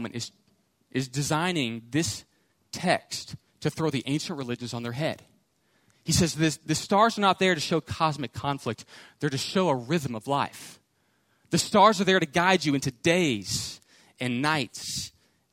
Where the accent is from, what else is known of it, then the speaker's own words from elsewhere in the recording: Houston, Texas, United States; I grew up in Houston